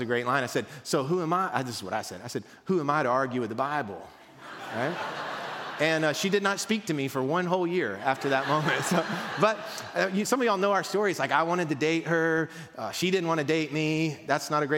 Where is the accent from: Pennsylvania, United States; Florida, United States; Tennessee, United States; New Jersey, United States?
Tennessee, United States; Mount Juliet; We're from Mount Juliet